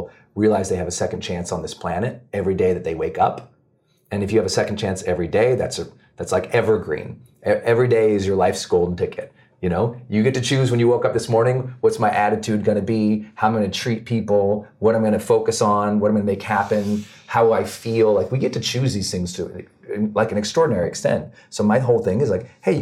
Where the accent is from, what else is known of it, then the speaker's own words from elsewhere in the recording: Montana, United States; Growing up in Montana, we just had nothing